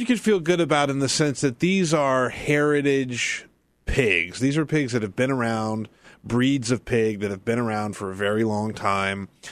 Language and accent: English; South Carolina, United States; moved away as an adult; also born or lived in Texas; when I was growing up in South Carolina. When I moved to Texas as a twenty-three-year-old man